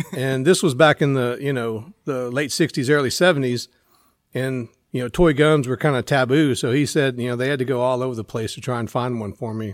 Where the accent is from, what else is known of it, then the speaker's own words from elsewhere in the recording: Central Texas, United States; also born or lived in Temple, Texas; I grew up in Central Texas